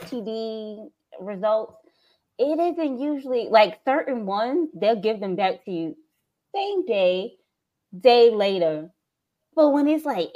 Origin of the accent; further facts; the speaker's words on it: New York City, New York, United States; also born or lived in Brooklyn, New York; I lived in Queens for 36 years